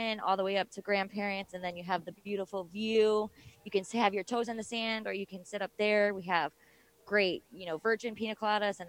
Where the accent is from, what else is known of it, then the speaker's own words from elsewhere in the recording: Chicago, Illinois, United States; moved away as an adult; also born or lived in Colorado; now in Fort Myers Beach, United States; I'm born and raised in Chicago, lived in Colorado most of my 20s